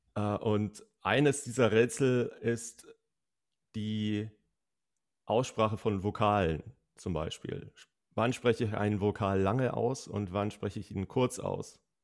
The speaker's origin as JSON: {"language": "German", "region": "Bavaria", "country": "Germany", "tie": "born or raised there", "said": "aus meiner Heimat verwendet? aus Bayern"}